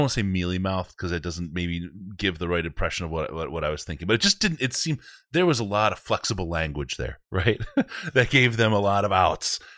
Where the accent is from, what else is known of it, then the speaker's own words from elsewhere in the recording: Detroit, Michigan, United States; I grew up in Detroit